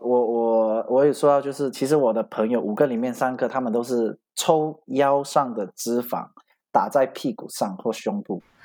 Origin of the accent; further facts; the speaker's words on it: Malaysia; 然后我马来西亚